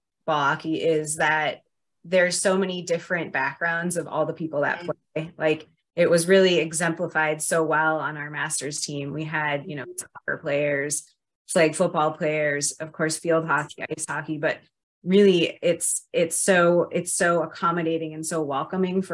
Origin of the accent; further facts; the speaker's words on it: Minnesota, United States; moved away; also born or lived in North Dakota / Southern California; I grew up in Minnesota